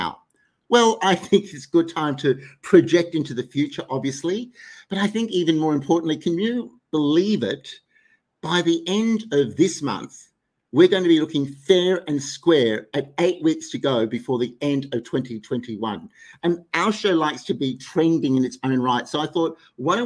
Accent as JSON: {"language": "English", "town": "Sydney", "region": "New South Wales", "country": "Australia", "tie": "born or raised there", "said": "in Sydney, my hometown"}